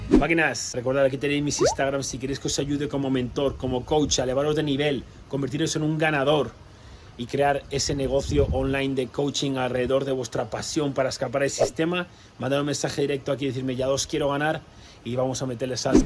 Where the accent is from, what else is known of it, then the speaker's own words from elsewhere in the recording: Community of Madrid, Spain; soy español, nací en España, en Madrid, en un, pequeño municipio del norte de Madrid.